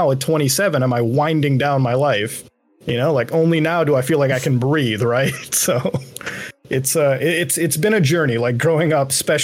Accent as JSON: {"language": "English", "country": "Canada", "tie": "born or raised there", "also_born_or_lived": "India", "said": "Growing up in Canada is about, I guess, one could expect. Like, I mean, I had a normal childhood"}